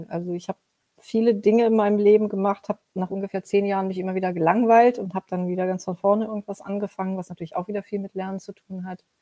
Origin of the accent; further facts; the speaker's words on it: Mönchengladbach, North Rhine-Westphalia, Germany; born there; Ich bin in Mönchengladbach geboren, also in Nordrhein-Westfalen.